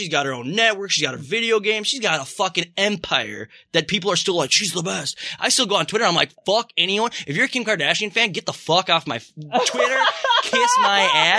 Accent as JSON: {"language": "English", "region": "Minnesota", "country": "United States", "said": "I'm from Minnesota"}